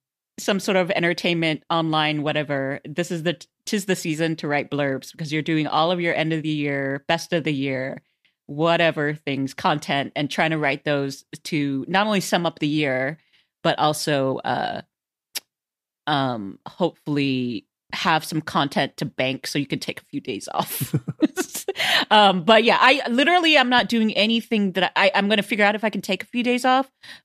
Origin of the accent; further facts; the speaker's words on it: Texas, United States; I'm also from Texas, which is hot.